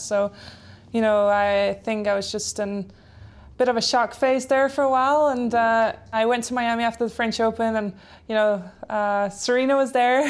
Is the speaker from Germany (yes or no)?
no; Denmark; first language Polish and Danish; English is a second language; moved away; My parents are Polish, so I had that from birth, Polish and Danish since I grew up in Denmark